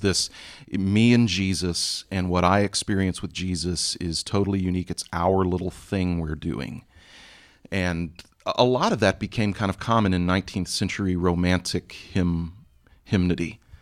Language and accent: English; Texas, United States; moved away; my home state in Texas